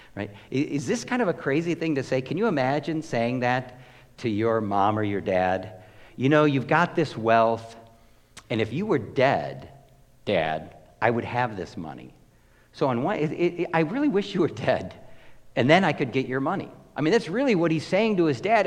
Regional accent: United States; I'm an American

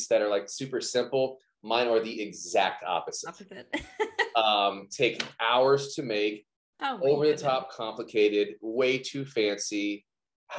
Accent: Baton Rouge and New Orleans area, South Louisiana, United States; I'm from the South Louisiana, Baton Rouge and New Orleans area

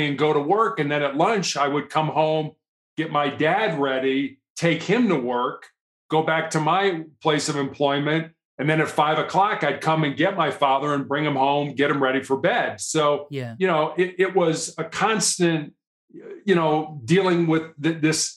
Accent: Chicago, Illinois, United States; moved away as an adult; also born or lived in Charleston, South Carolina; now in Colorado, United States; I was born and raised in Chicago, Illinois, third largest city here in the United States

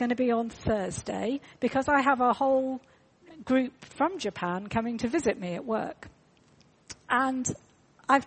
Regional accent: United Kingdom; We're British

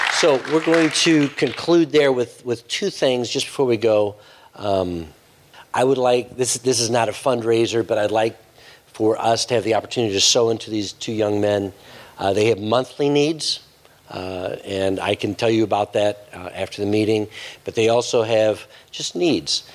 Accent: United States; as an American

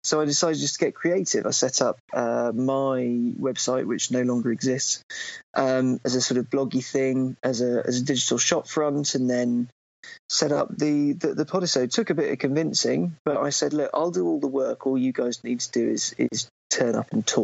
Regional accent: Cambridge, East of England, United Kingdom; now in London, United Kingdom; I do live in London, but I grew up in Cambridge

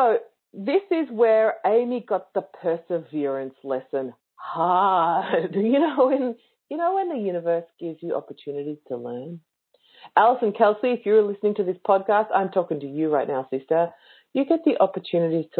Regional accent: Victoria, Australia; I'm in Queensland and I'm from Victoria

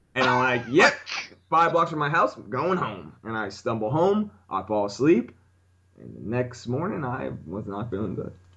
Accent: Orlando, Florida, United States; now in New York, United States; I'm from Orlando

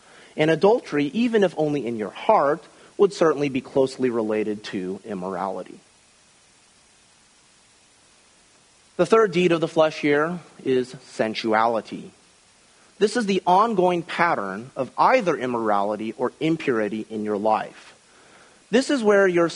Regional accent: Midwest, United States; When I was a young child growing up in the Midwest during the 1980s

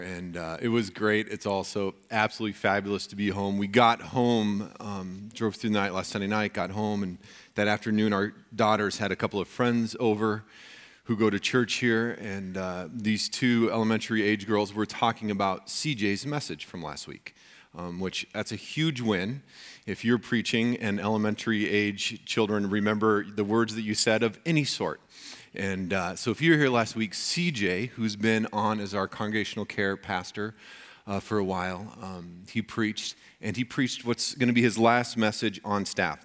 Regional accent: Colorado, United States; moved away; growing up in Colorado

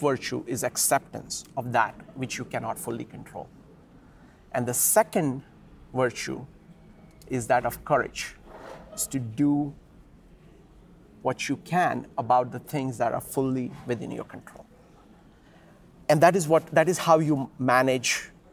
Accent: India; I grew up in the Indian culture

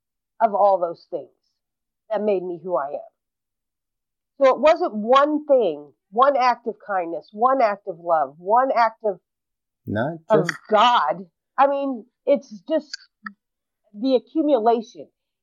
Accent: Brooklyn, New York, United States; born there; also born or lived in 39 states; And I understand that you're asking me where I was born. And I was born in Brooklyn, New York. And because of the life that I lived, I didn't grow up in one place.

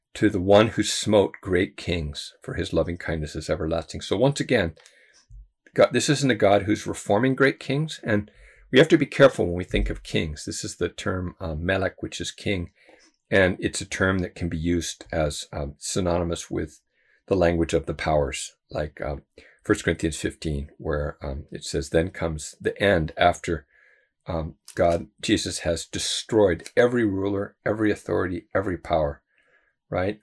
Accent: United States; as a white person and as an American

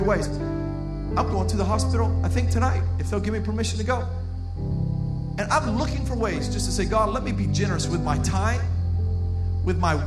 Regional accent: Miami, Florida, United States; I'm from Miami

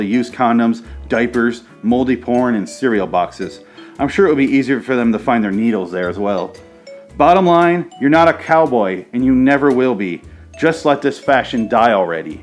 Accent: Michigan, United States; I grew up in Michigan

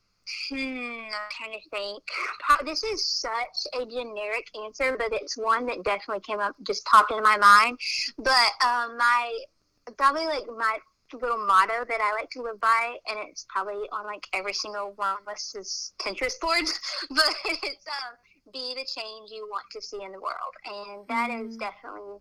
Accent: small town outside Tulsa, Oklahoma, United States; I grew up in Oklahoma in a small town right outside of Tulsa

